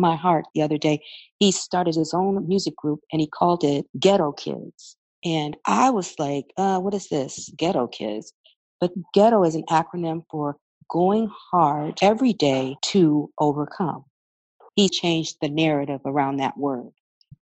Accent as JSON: {"language": "English", "town": "Flint", "region": "Michigan", "country": "United States", "tie": "born or raised there", "also_born_or_lived": "Louisiana", "said": "my hometown of Flint, Michigan"}